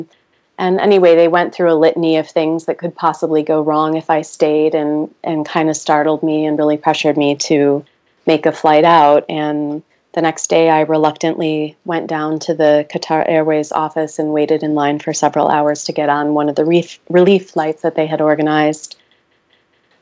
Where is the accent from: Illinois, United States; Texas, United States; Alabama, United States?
Illinois, United States; Chicago; moved away as an adult; also born or lived in Myanmar; here in my hometown, a suburb of Chicago